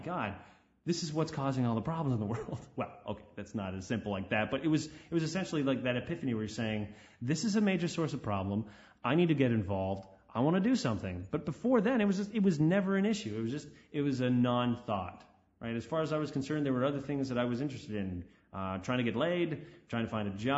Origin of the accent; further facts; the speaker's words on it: Canada; My hometown, no one talks about religion